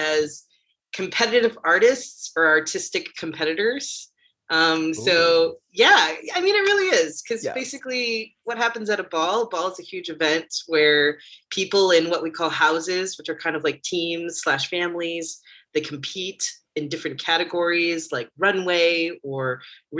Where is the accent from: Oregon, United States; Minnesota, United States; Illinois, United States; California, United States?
Illinois, United States; outside of Chicago; moved away as an adult; also born or lived in Philadelphia, Pennsylvania; I grew up outside of Chicago in the suburbs on the north side